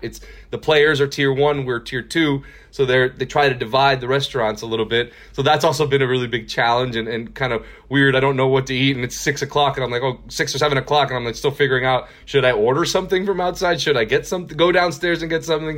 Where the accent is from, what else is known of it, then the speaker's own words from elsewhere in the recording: Miami, Florida, United States; moved away as an adult; also born or lived in Houston, Texas; now in Texas, United States; I'm from Miami, Florida, born and raised.